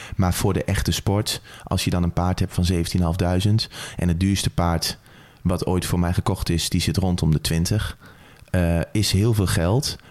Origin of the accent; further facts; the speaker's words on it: Apeldoorn, Gelderland, Netherlands; ik ben opgegroeid hier, zo'n beetje waar we nou zitten in Apeldoorn